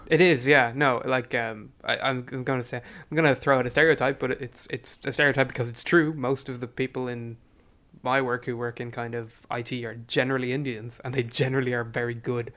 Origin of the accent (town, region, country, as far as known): Ireland